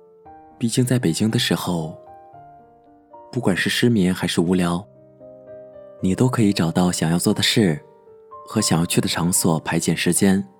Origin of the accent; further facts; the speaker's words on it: Northeast China, China; 我的老家在一个东北偏远的小城市。从上大学开始在外地上学，由于回家不太方便，一年最多也就回家两次。